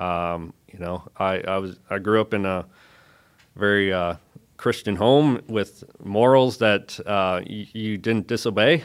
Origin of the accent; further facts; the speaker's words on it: Bark River, Michigan, United States; moved away as an adult; stay in my hometown